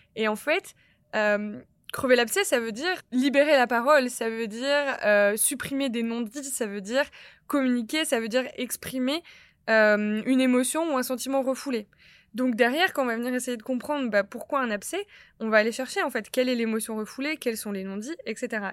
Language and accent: French; Lille, Hauts-de-France, France; j'ai 27 ans, je suis lilloise